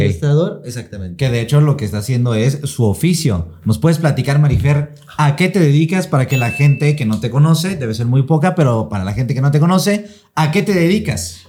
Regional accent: Mexico; como mexicano

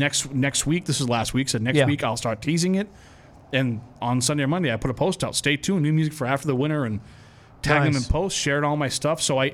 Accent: Canada; Because I'm Canadian. That's why. The Canadian blood runs too deep.

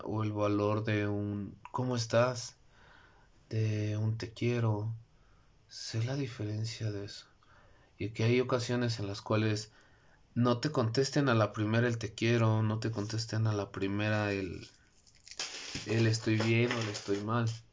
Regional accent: Mexico; mi país, México

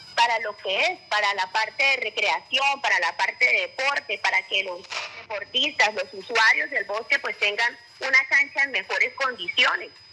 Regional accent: Aguachica, Cesar, Colombia; como ciudadana de Aguachica, yo soy hija de Aguachica

